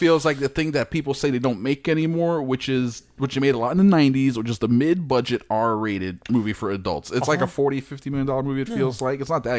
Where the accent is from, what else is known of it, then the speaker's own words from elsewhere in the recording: United States; Am I British? No, I'm not British. I wish I was sometimes, but I'm not. I'm an American